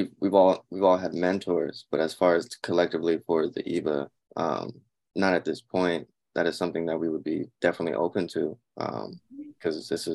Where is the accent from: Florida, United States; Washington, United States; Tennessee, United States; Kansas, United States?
Washington, United States; Seattle; I'm from Seattle, Central District. That's where all the gentrification was happening.